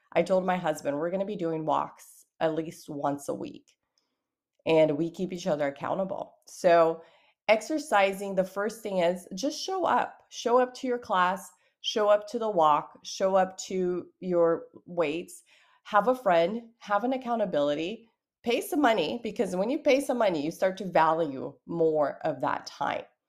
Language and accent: English; Brazil; I'm from Brazil